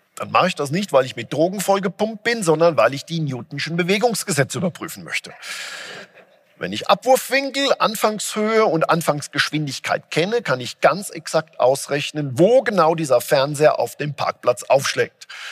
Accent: Germany

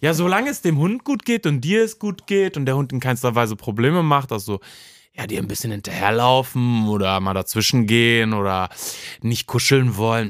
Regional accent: Cologne, North Rhine-Westphalia, Germany; ich bin im Ports groß geworden

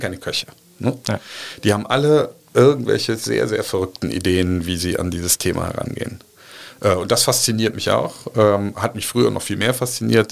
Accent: Cologne, North Rhine-Westphalia, Germany; Ich bin eine Kölsche Jung, mag man von dem, von dem Namen her nicht glauben, aber ich bin tatsächlich in Hohenlind geboren

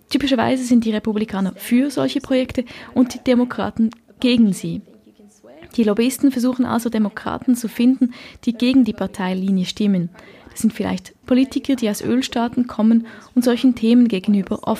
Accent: Norway; born there; Ich bin in Norwegen geboren, wo die Erdölindustrie groß ist. Wir sehen sie oft, wenn ich nach Hause gehe, dann fliegt man über die Nordsee und sieht die große Ölplattformen draußen im Meer.

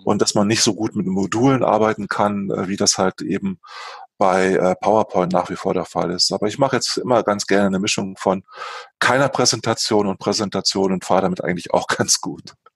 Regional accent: Lingen, Lower Saxony, Germany; moved away; ich komme aus Niedersachsen, ursprünglich aus Lingen an der Ems, einem kleinen äh, Ort äh, in Norddeutschland

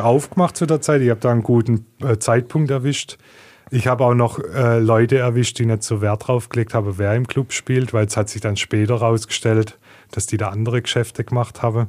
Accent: Heilbronn, Baden-Württemberg, Germany; born and raised in Heilbronn, ähm, in Gesundbrunnen geboren, in Neckargardach aufgewachsen

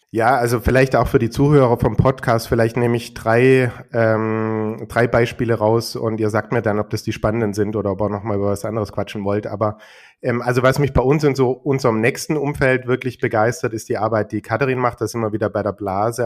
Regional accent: Germany; bei uns in Deutschland

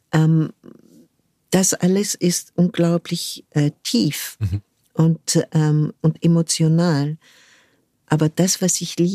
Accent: United States; born there; Ähm, ich bin zufällig in den USA geboren, weil mhm. mein Vater dort ein Jahr ähm, sein, sein PJ gemacht hat in einem Krankenhaus dort.

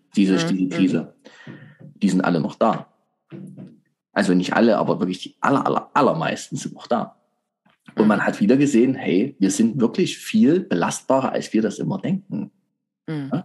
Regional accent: Germany; Wir Deutschen

